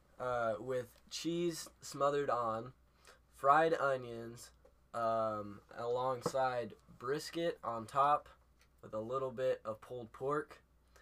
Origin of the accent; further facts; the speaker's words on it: Baldwin, United States; I'm from Baldwin